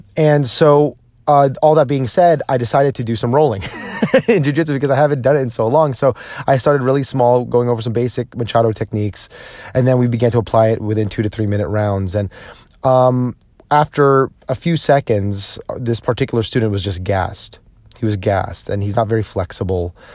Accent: New Jersey, United States; I grew up in New Jersey

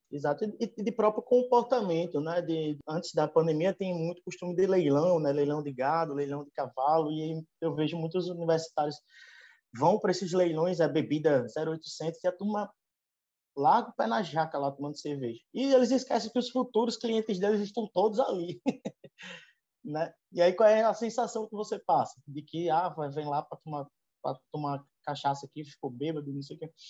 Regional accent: Northeast Region, Brazil; accent: Nordestino; eu com esse meu sotaque bem arrastado de nordestino aqui

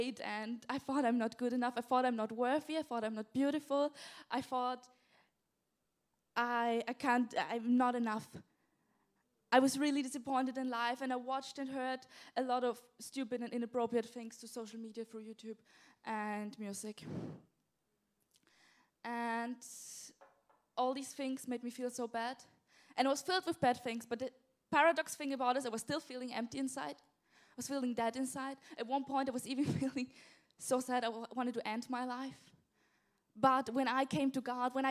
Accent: south of Austria, Austria; English is a second language; moved away as an adult; now in England; in Austria, I grew up in the south of Austria, and then we moved when I was about 12 years old to the east of Austria

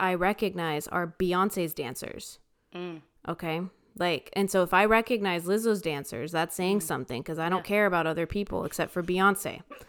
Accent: Boca Raton, Florida, United States; my hometown. Oh. Boca Raton, Florida.

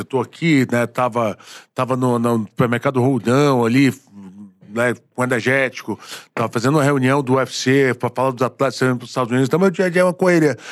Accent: Bahia, Brazil; moved away; also born or lived in Rio de Janeiro; Sou baiano

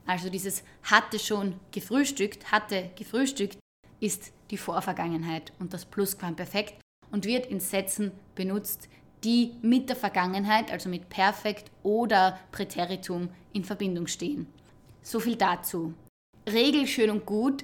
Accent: Austria; Viele von uns sprechen eine zweite, einige doch sogar eine dritte Sprache

